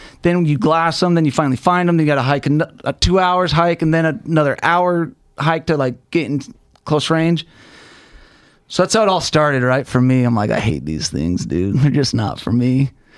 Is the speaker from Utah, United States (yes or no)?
yes; Salt Lake City, Utah, United States; Salt Lake City, Utah.